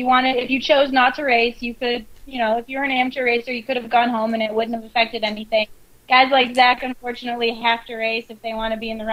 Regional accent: West Virginia, United States; Hey, I think we're from West Virginia. We can say it however we want.

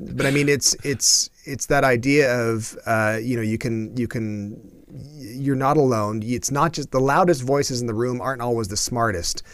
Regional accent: Canada; a Canadian

